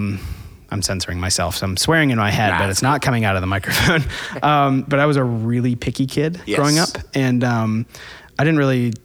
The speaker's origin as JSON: {"language": "English", "region": "Florida", "country": "United States", "tie": "born or raised there", "moved": "yes", "lives_now": "Atlanta, United States", "said": "I grew up in Florida."}